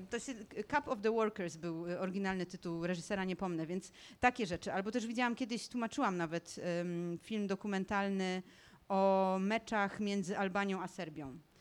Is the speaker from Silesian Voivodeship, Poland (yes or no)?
yes; Tarnowskie Góry, Silesian Voivodeship, Poland; jestem ze Śląska